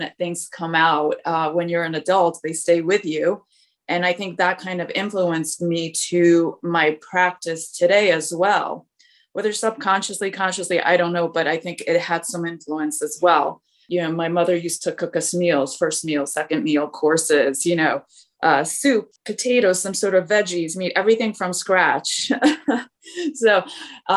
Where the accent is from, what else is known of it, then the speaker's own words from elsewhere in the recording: Poland; moved away; I was born in Poland. I came over when I was younger